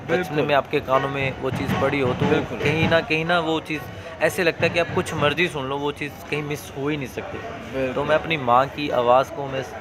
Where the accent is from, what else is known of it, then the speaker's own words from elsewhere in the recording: Punjab, India; first language Punjabi; Hindi is a second language; देखो ओबियसली मैं पंजाब से हूँ तो अपनी पंजाबी लैंग्वेज को मैं फर्स्ट